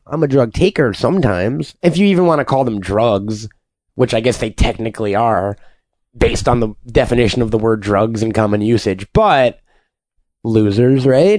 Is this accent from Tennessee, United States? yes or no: yes; Chattanooga, Tennessee, United States; Sure, I am. I'm from Chattanooga.